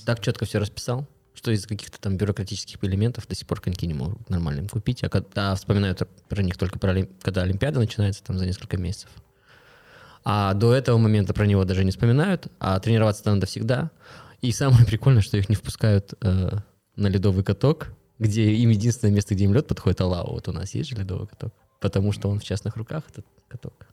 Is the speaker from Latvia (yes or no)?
no; Kostanay, Kostanay Region, Kazakhstan; now in Astana, Kazakhstan; Я сам из региона, я из Кустаная